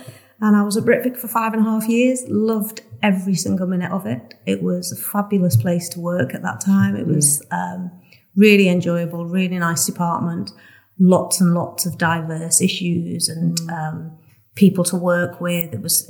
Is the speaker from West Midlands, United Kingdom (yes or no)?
no; Rainhill, North West England, United Kingdom; moved away as an adult; also born or lived in Leeds; I'm from a small village called Rainhill, which is in Merseyside. It's, I would class myself as a Scouser, but real Scousers would say that I wasn't.